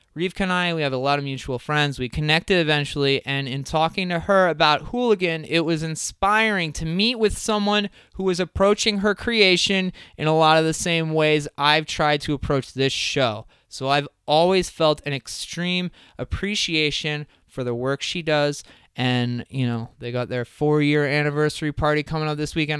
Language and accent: English; Crystal Lake, Illinois, United States; I'm from Crystal Lake